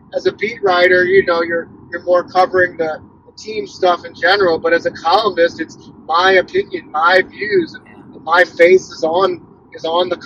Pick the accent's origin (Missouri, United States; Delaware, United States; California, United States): Missouri, United States; St. Louis; I'm from St. Louis, I write about St. Louis